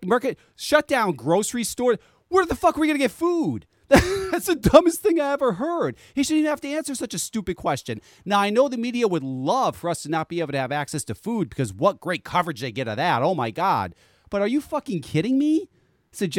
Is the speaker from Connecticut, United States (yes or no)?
yes; Connecticut, United States; I'm from Connecticut